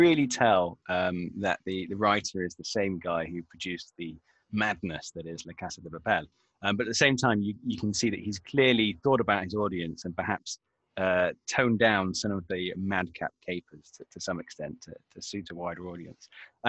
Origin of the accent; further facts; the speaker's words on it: Manchester, North West England, United Kingdom; accent: Northern; as a Mancunian with an authentic Northern accent